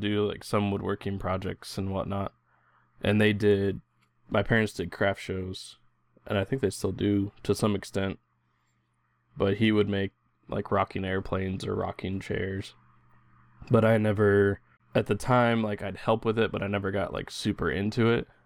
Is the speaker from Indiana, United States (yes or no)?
yes; Indiana, United States; I grew up in Indiana, and my, my dad did a lot of that fixing stuff at home